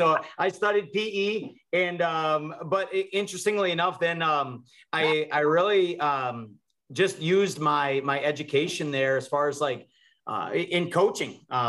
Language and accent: English; New Hampshire, United States; moved away; I grew up in New Hampshire, actually, out on the East Coast. Started wrestling as a freshman in high school out there.